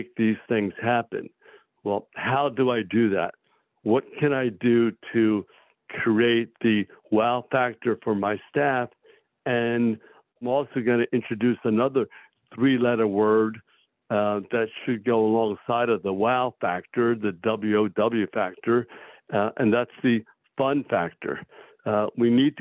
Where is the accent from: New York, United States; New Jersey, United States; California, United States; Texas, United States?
New Jersey, United States; Millville; Millville actually is my hometown, so I came back to practice in my hometown.